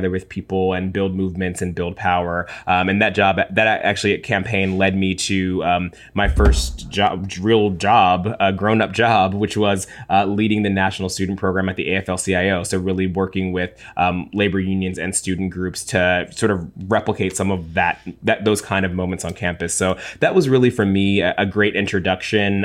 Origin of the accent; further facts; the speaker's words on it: Cincinnati, Ohio, United States; I'm from Ohio. Actually, Ashley and I are both from Cincinnati, Ohio.